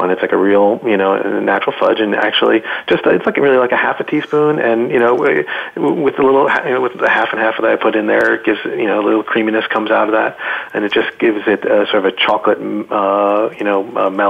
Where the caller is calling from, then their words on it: Adirondacks, upstate New York, United States; I am calling in from the beautiful Adirondacks of upstate New York, where I'm very happy to reside